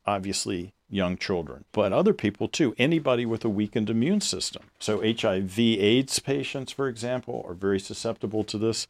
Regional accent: the South, United States; I grew up in the South

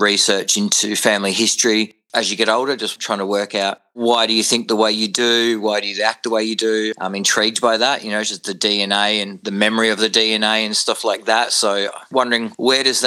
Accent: Warragul, Victoria, Australia; moved away as an adult; also born or lived in Noble Park, Victoria; now in Adelaide, Australia; I was born in Noble Park in Victoria, which is a southeast suburb, and we moved down to dairy farming community down in Gippsland, Victoria, specifically a place called Allenbank and Bullen, and then eventually settling in Warrigal, which is a farming town

